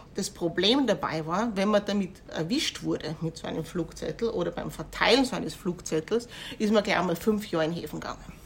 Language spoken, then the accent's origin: German; Kapfenberg, Styria, Austria; Wie in Kapfenberg, wo ich herkomme